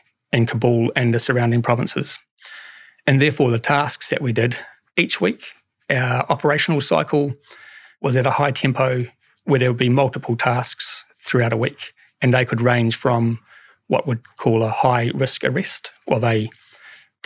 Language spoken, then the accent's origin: English; New Zealand